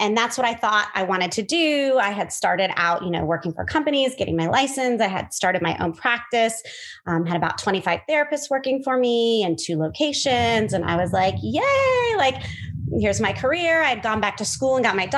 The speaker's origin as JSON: {"language": "English", "town": "Moberly", "region": "Missouri", "country": "United States", "moved": "as an adult", "lives_now": "Florida, United States", "said": "I'm actually originally from the Midwest, from a small town called Moberly, Missouri"}